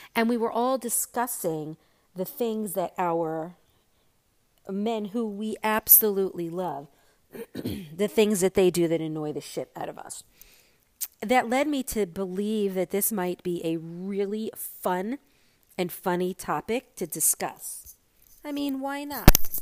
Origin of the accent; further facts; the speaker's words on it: New York, United States; now in Florida, United States; I am a New Yorker and I'm a New York driver